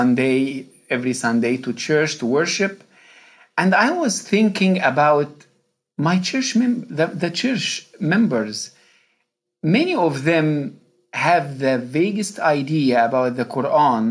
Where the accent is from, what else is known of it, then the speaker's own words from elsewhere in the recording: Egypt; first language Arabic; English is a second language; moved away as an adult; now in Louisville, United States; I was born and raised in Egypt.